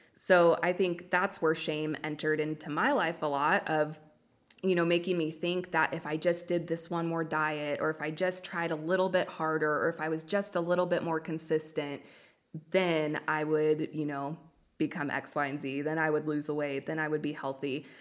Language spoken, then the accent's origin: English; Los Angeles, California, United States; accent: Valley Girl; now in Oregon, United States; I was born and raised in Los Angeles. I now live in Oregon